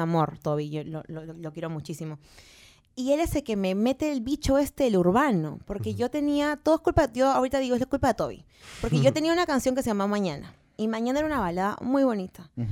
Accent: Peru; yo soy cantante peruana

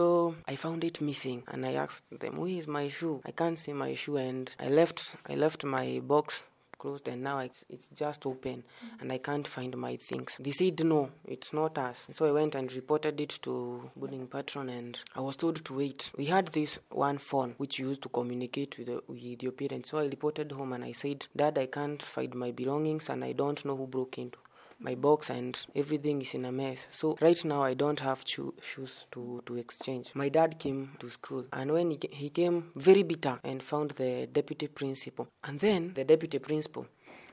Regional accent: Karatina, Nyeri County, Kenya; moved away as an adult; now in Meru, Kenya; I'm from Nyeri, a place known as Karatina, and currently here at Meru University

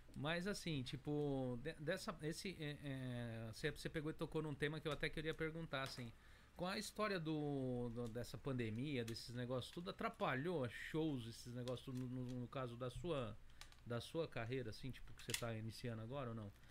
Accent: São Paulo, Brazil; moved away as an adult; now in Japan; eu sou do Jardim Três Marias, né? Mas a gente fala Patriarca porque Patriarca o pessoal conhece

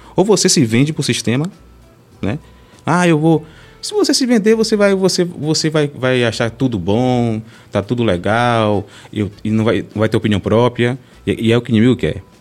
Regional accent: Salvador, Bahia, Brazil; moved away as an adult; now in Esplanada, Brazil; eu sou de Salvador, né? De Castelo Branco. E aí a gente, eu e minha esposa, de minha esposa, fomos morar em Esplanada

